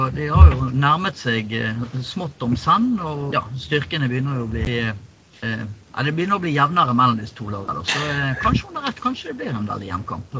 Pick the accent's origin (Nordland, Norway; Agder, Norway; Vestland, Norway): Vestland, Norway; Bergen; vi er bergensere